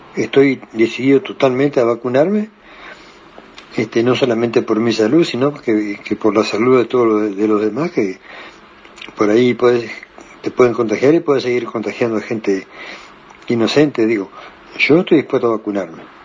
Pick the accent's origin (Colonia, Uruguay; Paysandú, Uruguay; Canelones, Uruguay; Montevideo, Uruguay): Paysandú, Uruguay; yo soy de Paysandú